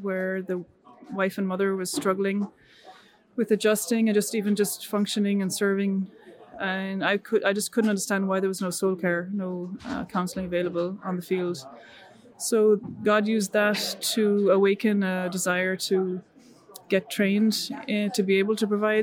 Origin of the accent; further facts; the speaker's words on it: Dublin, Ireland; moved away as an adult; also born or lived in England; now in France; I'm Irish, born and raised in Ireland, born in Dublin